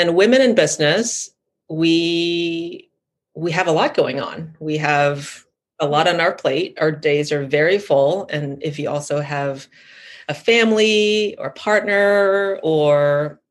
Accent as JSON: {"language": "English", "country": "Thailand", "tie": "born or raised there", "said": "I grew up in Thailand"}